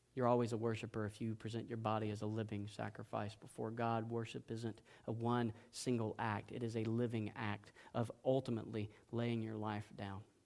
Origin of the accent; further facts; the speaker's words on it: South Georgia, United States; I was raised in South Georgia